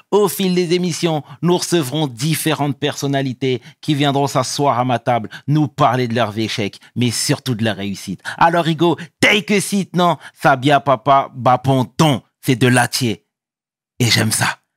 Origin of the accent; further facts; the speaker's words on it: Cameroon; Oui, je suis camerounais.